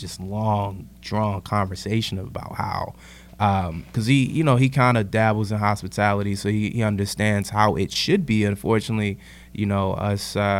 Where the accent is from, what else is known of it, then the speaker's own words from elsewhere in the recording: Richmond, Virginia, United States; moved away; I'm originally from Richmond, Virginia